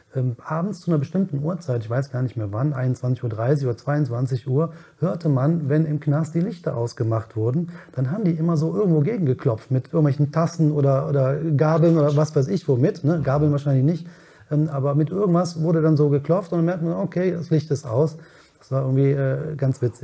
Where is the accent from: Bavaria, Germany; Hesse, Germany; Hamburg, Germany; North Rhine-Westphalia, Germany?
North Rhine-Westphalia, Germany; Cologne; bin in Köln geboren, in Ja. Köln aufgewachsen